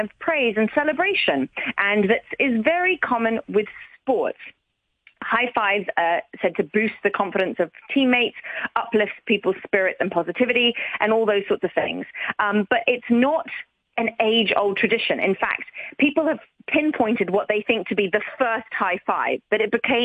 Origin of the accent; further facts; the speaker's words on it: Hong Kong; growing up in Hong Kong